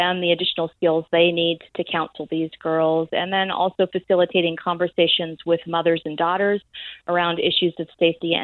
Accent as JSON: {"language": "English", "country": "United States", "said": "I am an American and I was born in a different place on the planet"}